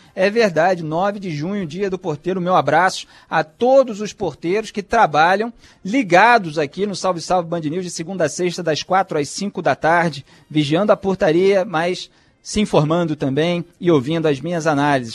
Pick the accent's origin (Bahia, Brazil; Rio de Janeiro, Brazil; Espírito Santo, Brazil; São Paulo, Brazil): Rio de Janeiro, Brazil; eu como carioca